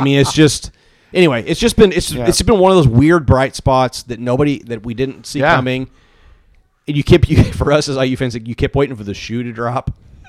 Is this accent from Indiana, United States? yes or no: yes; Bloomington, Indiana, United States; I grew up in Bloomington. I've lived near Bloomington